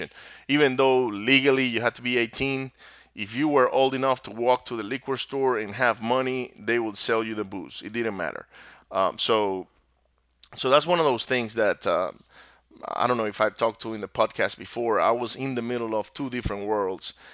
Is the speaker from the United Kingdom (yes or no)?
no; Venezuela; first language Spanish; English is a second language; moved away as an adult; now in United States; I was born here in the U S in the States, but I was raised down in Venezuela, and my parents are both from Venezuela. So my native language is actually Spanish